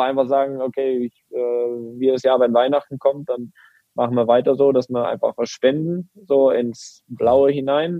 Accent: Greifswald, Mecklenburg-Vorpommern, Germany; moved away; in Greifswald in meiner Heimat

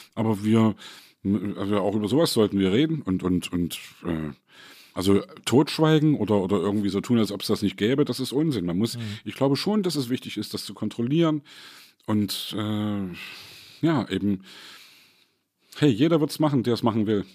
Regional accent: East Germany, Germany; als Ossi

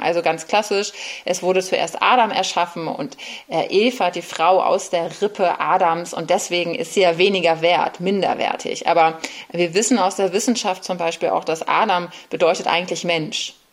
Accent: Bremen, Germany; moved away as an adult; now in Berlin, Germany; Ich bin in Bremen aufgewachsen

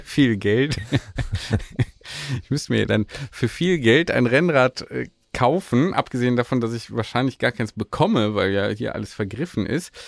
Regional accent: Grevenbroich, North Rhine-Westphalia, Germany; da wo ich aufgewachsen bin, an Grevenbruch vorbei

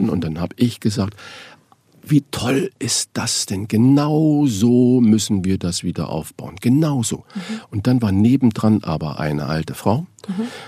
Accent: Saarland, Germany; born there; ich bin ja gebürtiger Saarländer, dass man sich mal ein Ei irgendwo leiht.

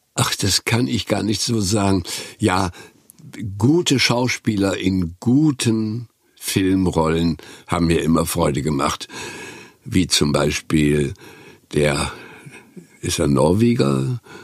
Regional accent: Güstrow, Mecklenburg-Vorpommern, Germany; nach Güstrow in Mecklenburg, wo ich aufgewachsen bin

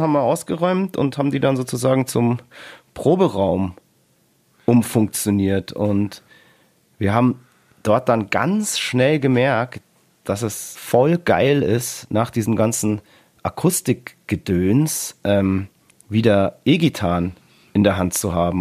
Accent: Bavaria, Germany; Bei uns in Bayern

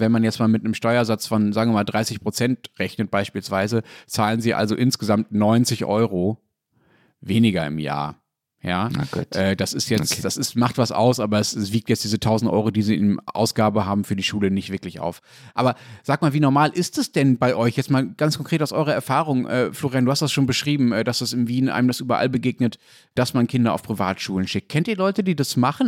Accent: Dortmund, North Rhine-Westphalia, Germany; in Dortmund, wo ich aufgewachsen bin

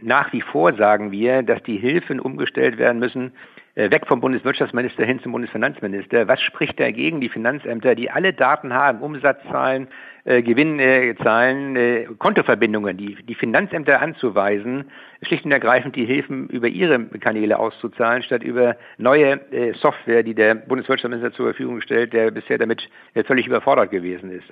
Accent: Schleswig-Holstein, Germany; bei uns in Schleswig-Holstein

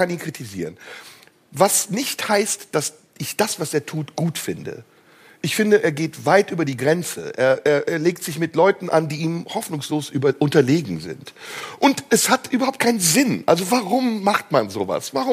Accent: Turkey; Ist doch meine Überlebenschance als Türke.

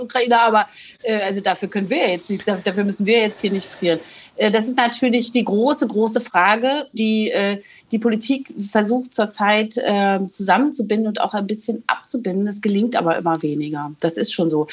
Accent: East Germany, Germany; als Ostdeutsche

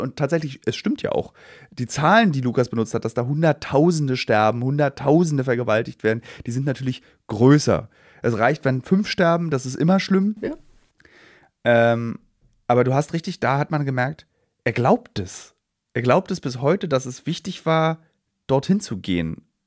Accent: Germany; als Deutsche

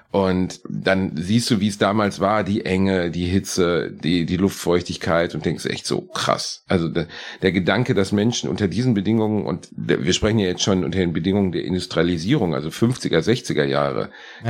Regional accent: Gelsenkirchen, North Rhine-Westphalia, Germany; in dem Stadtteil, in dem ich aufgewachsen bin, in Rotthausen

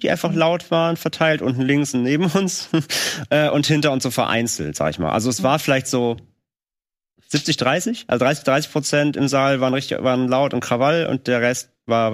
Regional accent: Rhineland, Germany; in unserem kleinen, äh, Kleinstadtkino in meiner Heimat in, im Rheinland

